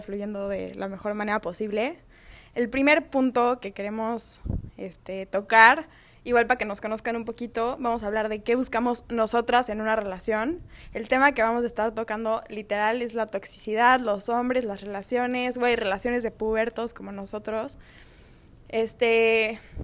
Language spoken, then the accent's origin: Spanish; Mexico City, Mexico; now in Culiacán, Mexico; soy chilanga, vivo en Culiacán